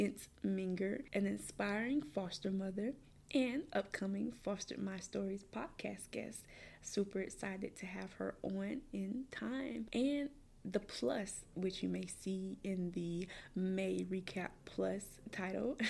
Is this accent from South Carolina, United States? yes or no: yes; Columbia, South Carolina, United States; I grew up in the Richland County foster care system, which is located in Columbia, South Carolina